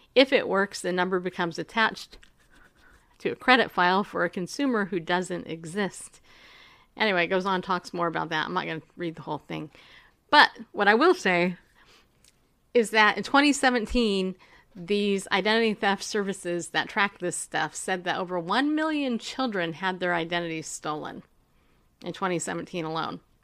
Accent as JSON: {"language": "English", "region": "New York", "country": "United States", "tie": "born or raised there", "said": "I was born in New York"}